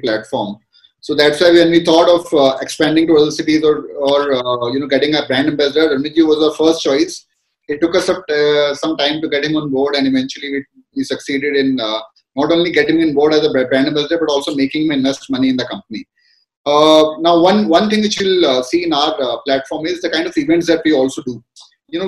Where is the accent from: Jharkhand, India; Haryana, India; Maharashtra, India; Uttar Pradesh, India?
Haryana, India; Gurugram; I'm from Gurgaon